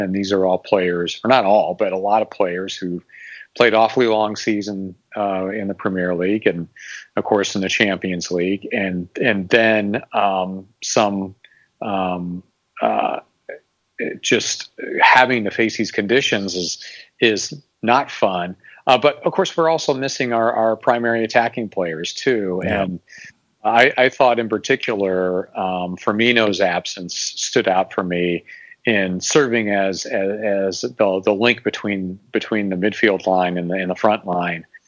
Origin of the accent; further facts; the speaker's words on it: Valparaiso, Indiana, United States; also born or lived in Bloomington, Indiana; I grew up in, in Northwest Indiana. Uh, I'm probably mentioned before that I'm from Valparaiso